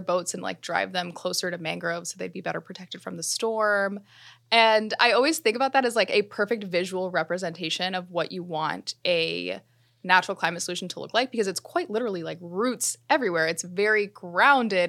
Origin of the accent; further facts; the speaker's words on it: South Florida, United States; Growing up in South Florida, we were taught in school about mangroves